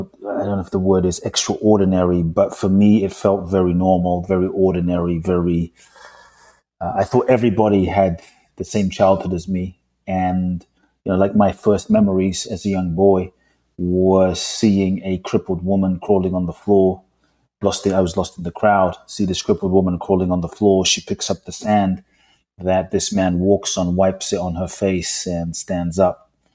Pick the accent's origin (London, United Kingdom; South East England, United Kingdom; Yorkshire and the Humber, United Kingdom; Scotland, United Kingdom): London, United Kingdom; moved away as an adult; also born or lived in Ghana; now in United States; I grew up in London. Lived in the US for 20 plus years now.